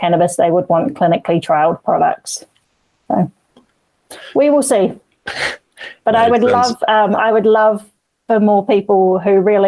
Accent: Queenstown, Otago, New Zealand; moved away; I'm from Queenstown originally

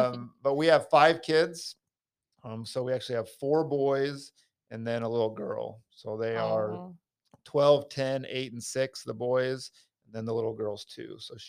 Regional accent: Layton, Utah, United States; moved away as an adult; also born or lived in Iowa; now in Louisiana, United States; I was born in Iowa and then my family moved to Utah when I was young. So I grew up mostly in Utah.

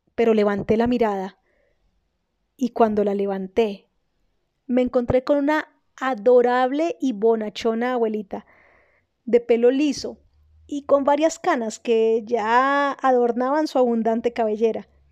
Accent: Colombia; also born or lived in Germany; una colombiana en Alemania

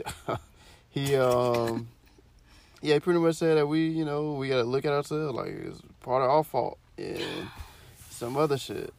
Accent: Florida, United States; I'm from Florida.

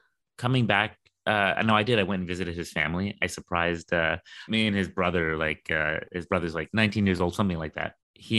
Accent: London, United Kingdom; Like I'm from London. I was born there. Mm-hmm. I grew up there. I went to school there. I lived more than half my life there.

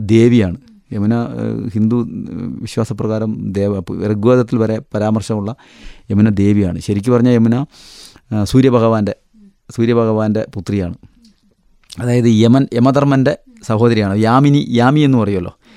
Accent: Kerala, India; ഞങ്ങൾ കേരളത്തിൽ നിന്നാണ്

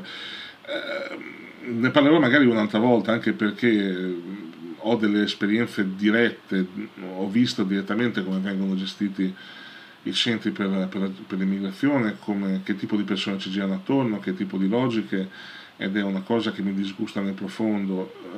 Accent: Italy; nel nostro paese

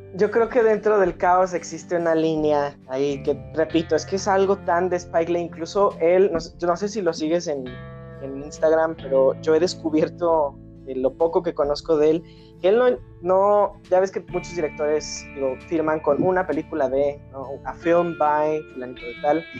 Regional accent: Mexico; yo como mexicano

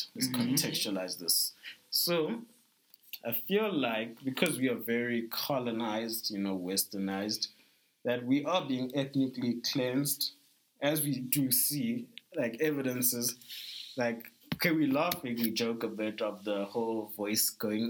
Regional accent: South Africa; I think South Africans really feel like we're just South African, and then there's Africa.

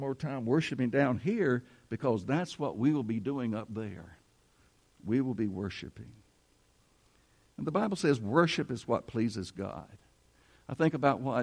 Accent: United States; We are American citizens. We are citizens of the USA

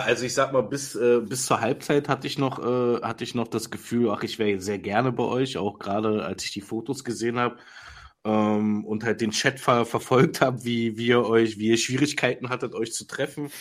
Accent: Berlin, Germany; als Berliner

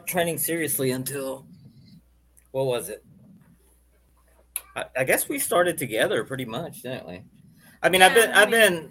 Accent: Arizona, United States; moved away as an adult; now in Nashville, United States; I'm from Arizona.

